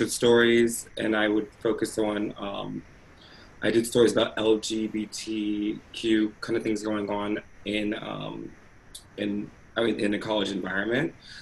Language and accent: English; Woodbridge, Virginia, United States; also born or lived in Colorado; I am from Northern Virginia, Woodbridge, Virginia. That's where I kind of grew up